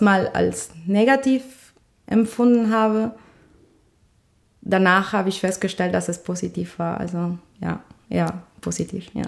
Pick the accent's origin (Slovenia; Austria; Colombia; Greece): Colombia; German is a second language; moved away as an adult; now in Düsseldorf, Germany; Ich komme ja nämlich aus Kolumbien